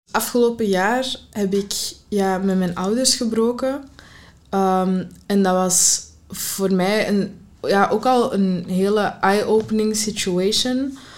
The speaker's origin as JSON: {"language": "Dutch", "country": "Morocco", "lives_now": "Antwerp, Belgium", "said": "Ik ben Marokkaans, maar ik ben mijn schuldgevoel um, moeten opgroeien dat ik Marokkaans was"}